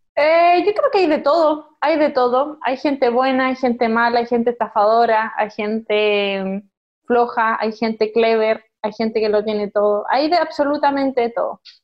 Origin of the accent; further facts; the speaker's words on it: Concepción, Biobío, Chile; moved away; also born or lived in China; yo nací en Concepción